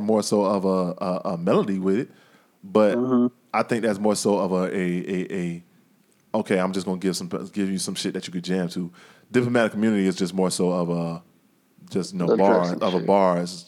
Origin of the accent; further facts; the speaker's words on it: the South, United States; I'm from the South